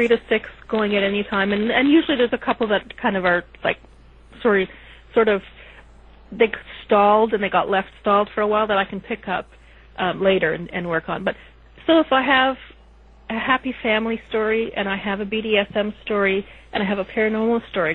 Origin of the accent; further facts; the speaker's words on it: Canada; I'm Canadian